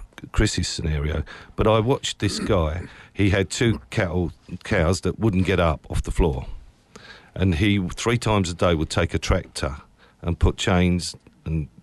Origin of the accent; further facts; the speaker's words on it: Essex, East of England, United Kingdom; I'm from Essex.